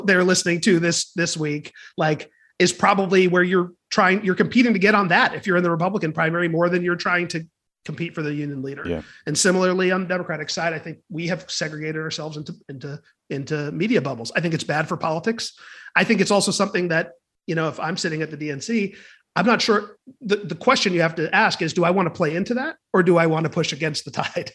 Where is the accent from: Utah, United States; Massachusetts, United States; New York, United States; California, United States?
California, United States; my home state of California